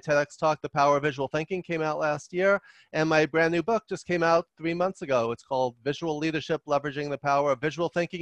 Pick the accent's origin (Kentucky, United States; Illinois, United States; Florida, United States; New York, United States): New York, United States; I talk fast and loud because I'm from New York